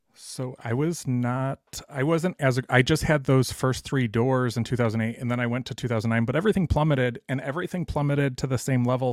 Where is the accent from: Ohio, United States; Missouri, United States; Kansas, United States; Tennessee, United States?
Ohio, United States; Cleveland; moved away as an adult; also born or lived in Toledo, Ohio; now in Dallas, United States; I was from Cleveland and, um, went to school in Toledo